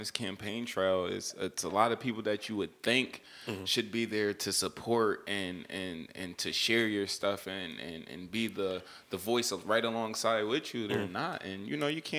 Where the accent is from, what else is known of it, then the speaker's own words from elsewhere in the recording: Waterbury, Connecticut, United States; born and raised in Waterbury, which is amazing.